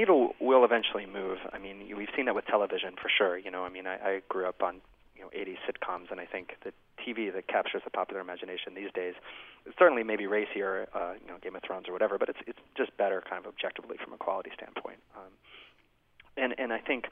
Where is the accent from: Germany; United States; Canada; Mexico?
United States; I'm an American